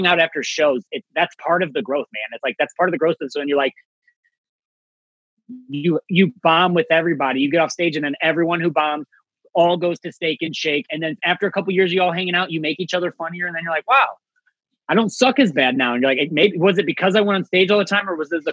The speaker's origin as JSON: {"language": "English", "town": "St. Louis", "region": "Missouri", "country": "United States", "said": "I'm from St. Louis"}